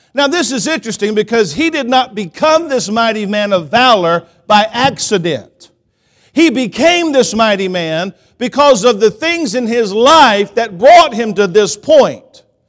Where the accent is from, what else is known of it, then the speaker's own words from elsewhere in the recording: Columbus, Georgia, United States; also born or lived in Phenix City, Alabama; now in Kansas, United States; growing up in Columbus, Georgia, I lived in Phoenix City. Phoenix City is like thirty minutes from Auburn